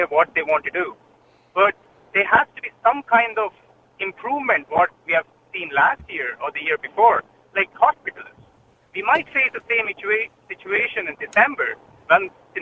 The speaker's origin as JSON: {"language": "English", "country": "India", "moved": "yes", "lives_now": "Ireland", "said": "I'm from India. I can't go see my family or my parents just because of this"}